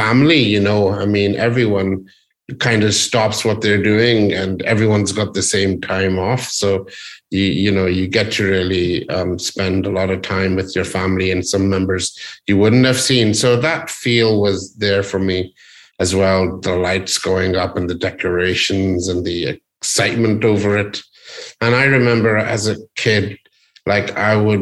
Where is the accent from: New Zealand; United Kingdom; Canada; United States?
United Kingdom; Northern Ireland; I was born in Northern Ireland.